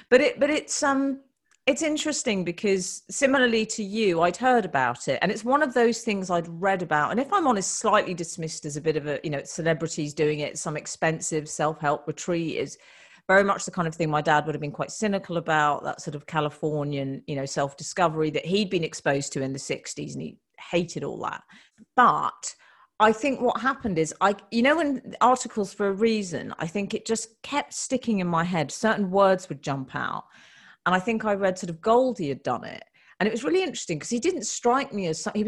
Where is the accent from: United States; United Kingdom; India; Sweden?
United Kingdom; we're British women